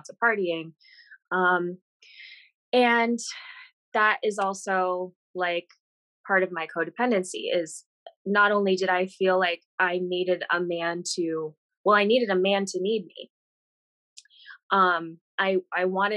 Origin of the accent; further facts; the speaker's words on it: Vermont, United States; moved away as an adult; also born or lived in Arizona; I grew up in Vermont